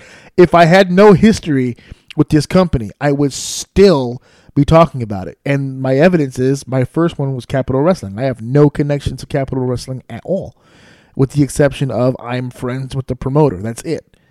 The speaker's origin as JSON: {"language": "English", "town": "New York City", "region": "New York", "country": "United States", "tie": "born or raised there", "said": "my hometown of New York City, where I live and where I raised my son and where I have all of my life right here in New York City"}